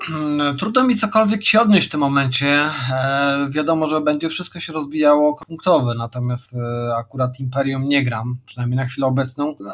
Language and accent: Polish; Łomża, Podlaskie Voivodeship, Poland; faktycznie jestem z Łomży, północno-wschodnia Polska, piękne miasto